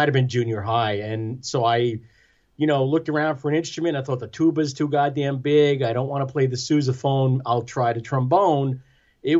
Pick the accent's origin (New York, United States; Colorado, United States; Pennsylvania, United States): New York, United States; Lindenhurst; also born or lived in Amityville, New York; I was born in Amityville on Long Island.